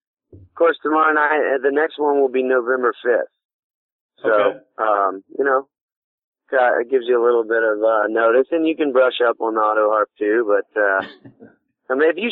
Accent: Jacksonville, Florida, United States; also born or lived in Atlanta, Georgia / Athens, Georgia; now in Nashville, United States; I'm originally from Jacksonville, Florida, moved to Atlanta, went to school in Athens, Georgia, where that's where I started playing music, and then back to Atlanta, and then here in 07.

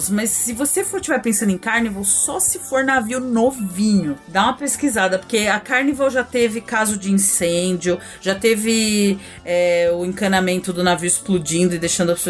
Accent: São Paulo, Brazil; tenho o meu limite de praia, né? Como uma boa paulistana, é, meu limite de praia é baixo.

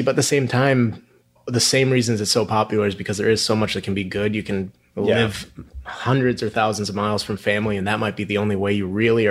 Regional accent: Minneapolis, Minnesota, United States; now in Houston, United States; I grew up in Minneapolis, really no background in oil and gas at all

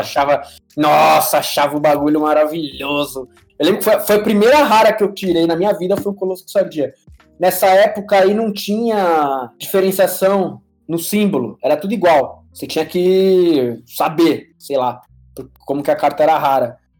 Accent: São Paulo, Brazil; moved away as an adult; now in Panama; Eu Sou de São Paulo, nascido e criado no bairro do Ipiranga

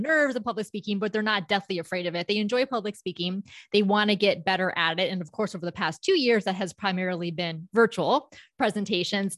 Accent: Palm Beach County, South Florida, United States; moved away as an adult; now in Orlando, United States; I was born and raised in South Florida, so the Palm Beach County area.

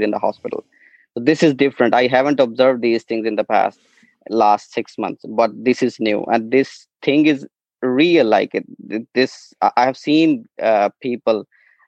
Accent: Pakistan; moved away as an adult; now in Ireland; I'm not from Ireland, I'm from Pakistan.

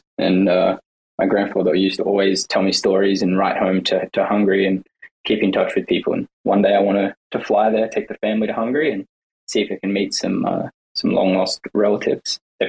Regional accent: Australia; I'm an Australian, but my grandparents both migrated to Australia. So my grandmother was from England and my grandfather was from Hungary.

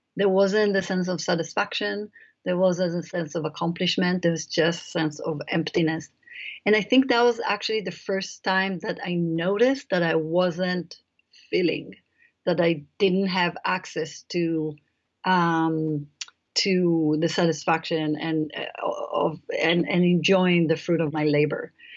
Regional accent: Israel; moved away; I grew up in Israel um, in a kibbutz

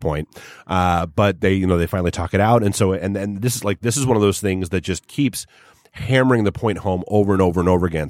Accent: New Hampshire, United States; I grew up in New Hampshire

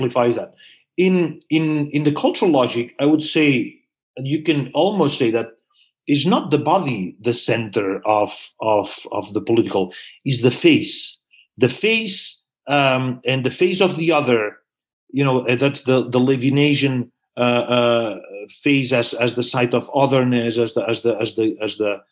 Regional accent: Barcelona, Catalonia, Spain; now in United States; I'm from Barcelona

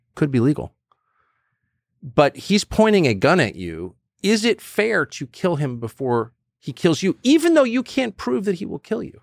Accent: Southern California, United States; also born or lived in Washington, D.C.; growing up in Southern California with Koreans

